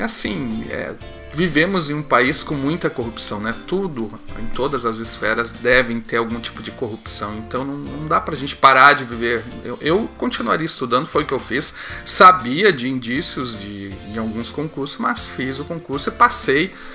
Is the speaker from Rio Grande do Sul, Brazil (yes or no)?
yes; Rio Grande, Rio Grande do Sul, Brazil; lá da minha cidade, Rio Grande